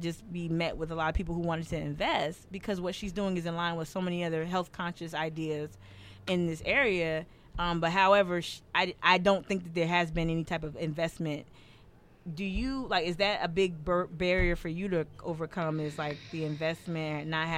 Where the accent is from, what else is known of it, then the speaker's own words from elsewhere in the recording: Northeast, United States; now in Charleston, United States; I'm from the Northeast